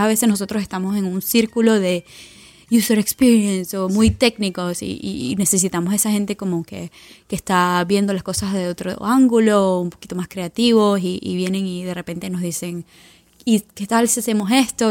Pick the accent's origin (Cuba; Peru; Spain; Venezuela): Venezuela; also born or lived in Turin, Italy / Milan, Italy / London, United Kingdom; now in San Francisco, United States; yo soy orgullosamente venezolana, venezolana